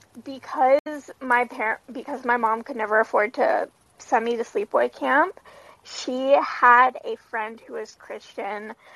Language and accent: English; Southern California, United States; I grew up in Southern California